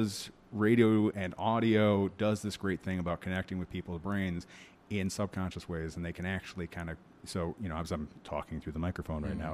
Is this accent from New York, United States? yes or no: yes; Liverpool, New York, United States; also born or lived in Syracuse; I grew up in Liverpool. I went to Syracuse